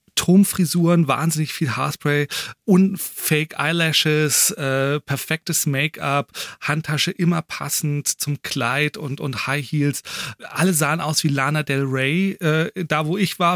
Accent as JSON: {"language": "German", "country": "Germany", "said": "wir Deutschen"}